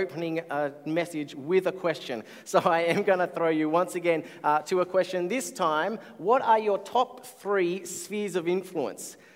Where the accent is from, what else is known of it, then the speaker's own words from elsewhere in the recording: Canberra, Australian Capital Territory, Australia; I grew up in Canberra, far away from beaches.